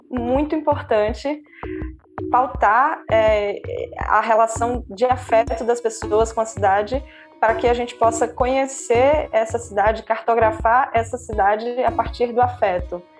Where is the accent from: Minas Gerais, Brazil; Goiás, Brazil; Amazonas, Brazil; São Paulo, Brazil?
Amazonas, Brazil; moved away as an adult; also born or lived in Pernambuco / Ceará; now in Recife, Brazil; eu nasci no Amazonas, mas é, tenho uma relação muito forte com Recife porque a minha família é pernambucana. Então, eu vim morar no Recife em 2009 para fazer o mestrado e aqui fiquei.